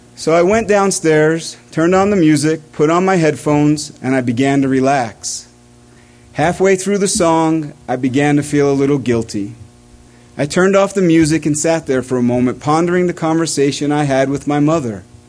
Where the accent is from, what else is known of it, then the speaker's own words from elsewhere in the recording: East Coast, United States; growing up on the East Coast